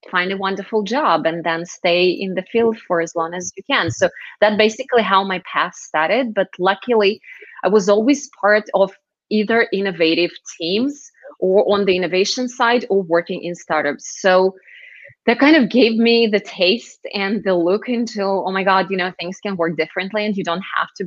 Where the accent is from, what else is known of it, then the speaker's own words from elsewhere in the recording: Moscow, Russia; moved away as an adult; also born or lived in Israel; I was born and raised in Moscow, moved to Israel in my very early 20s